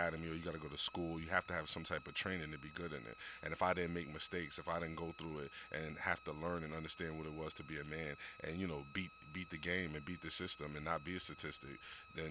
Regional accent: New York City, New York, United States; I grew up in New York City as a young man, single-parent household

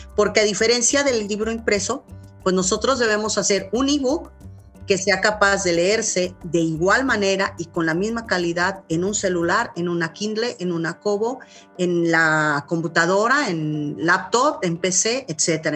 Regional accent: Colima, Mexico; moved away as an adult; also born or lived in Guadalajara; now in Torreón, Mexico; yo soy originaria de, de Colima, nací ahí en, la, en el norte de Colima, propiamente junto al volcán, las palmeras, los cañaverales. Ahí crecí.

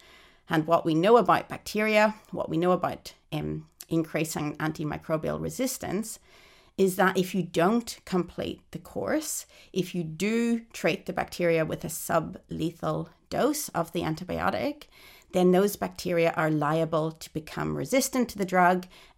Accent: Ireland; now in Australia; In fact, when I emigrated to Australia in 2006 from Ireland, I had to undergo a chest x-ray to prove that I wasn't infected with TB.

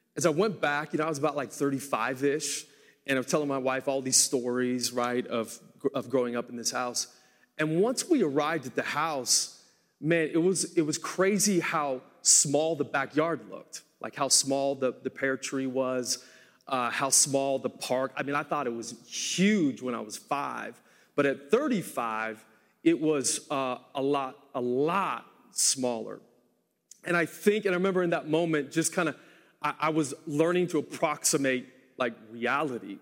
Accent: Portland, United States; moved away; I grew up in Portland and I lived there for seven years.

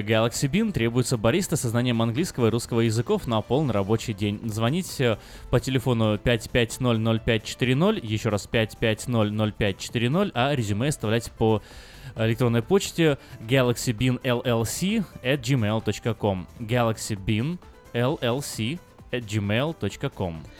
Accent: Crimea, Ukraine; now in United States; мы же с Крыма

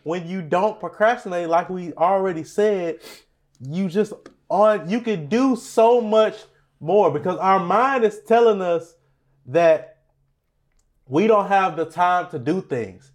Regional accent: Beaumont, Texas, United States; We're from Beaumont, Texas.

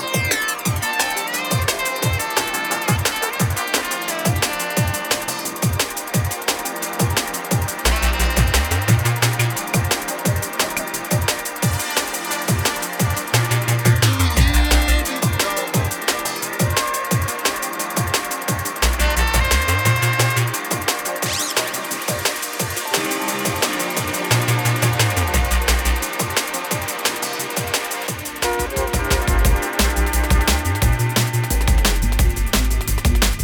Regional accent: Massachusetts, United States; To my hometown of the Massachusetts flavors.

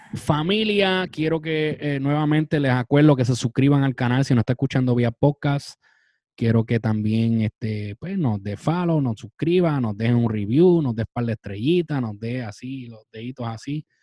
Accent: Puerto Rico; Como puertorriqueños

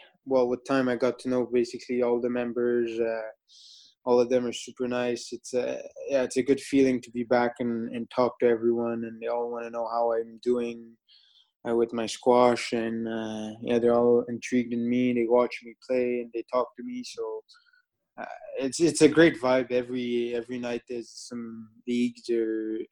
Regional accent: Quebec City, Quebec, Canada; English is a second language; moved away as an adult; also born or lived in Montreal; now in Bristol, United Kingdom; My English was actually awful by then when I was 11. So I was from Quebec City

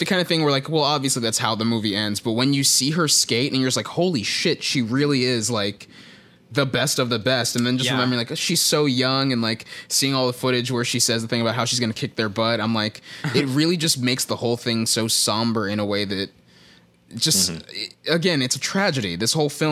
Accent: Texas, United States; I'm from Texas

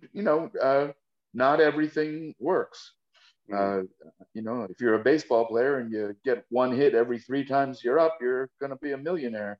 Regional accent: New York City, New York, United States; moved away as an adult; also born or lived in Rochester, New York; now in Los Angeles, United States; I grew up in the Bronx in Riverdale

